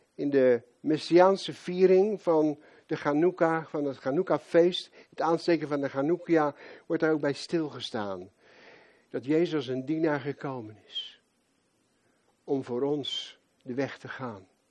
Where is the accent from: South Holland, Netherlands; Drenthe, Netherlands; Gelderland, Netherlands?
South Holland, Netherlands; Rotterdam; moved away; Als Rotterdammer